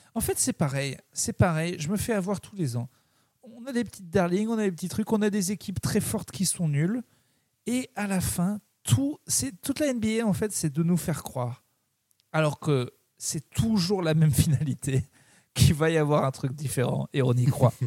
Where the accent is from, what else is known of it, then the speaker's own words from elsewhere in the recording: Clermont-Ferrand, Auvergne-Rhône-Alpes, France; Je suis de Clermont